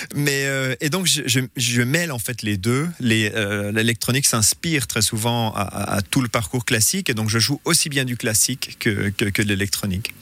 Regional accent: Aigle, Vaud, Switzerland; moved away as an adult; also born or lived in Lausanne / Corbeyrier; je suis né à Lausanne, mais on habitait à Corberier. et après à Aigle

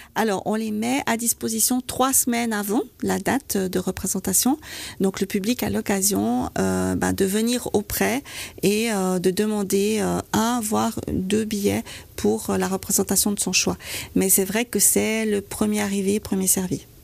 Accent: Vaud, Switzerland; En tant que vaudoise

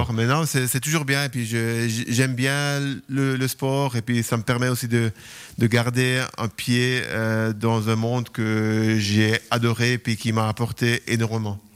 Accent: Lugano, Ticino, Switzerland; moved away; also born or lived in Ambrì / Zurich; j'ai quand même grandi à Lugano

